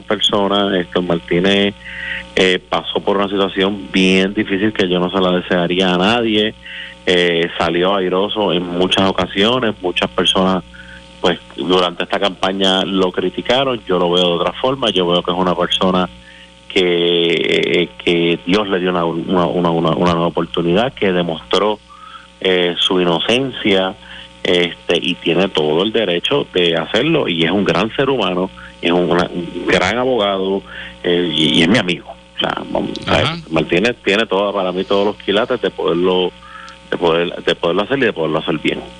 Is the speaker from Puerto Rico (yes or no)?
yes; Puerto Rico